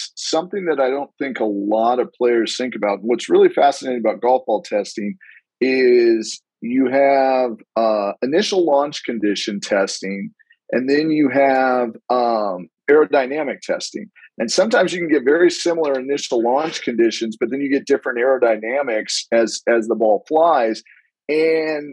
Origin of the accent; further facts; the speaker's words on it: Palm Springs, California, United States; now in San Diego, United States; growing up in Palm Springs